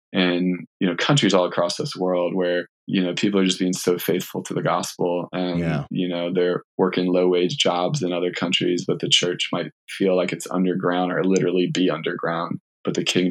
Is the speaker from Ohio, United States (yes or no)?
no; Richmond, Virginia, United States; Like I grew up in Richmond, Virginia for middle school, high school, and then college as well.